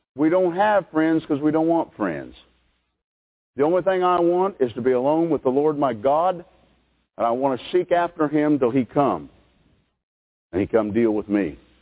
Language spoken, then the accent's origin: English; United States; American people